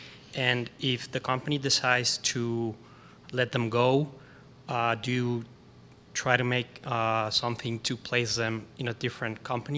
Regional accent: Mexico; moved away; I'm born and raised in Mexico

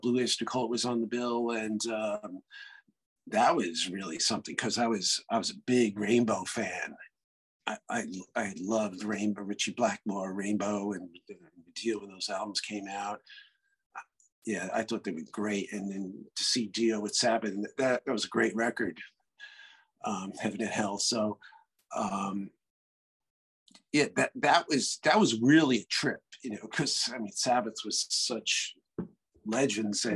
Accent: New York City, New York, United States; I'm from Brooklyn

